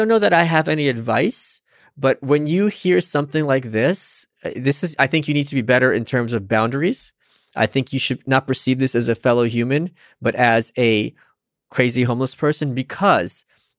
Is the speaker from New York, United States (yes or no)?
yes; New York, United States; Maybe it's because I'm a New Yorker. No, I'm serious. Yeah. Here's why. In New York, a lot of times, you'll be walking with your friend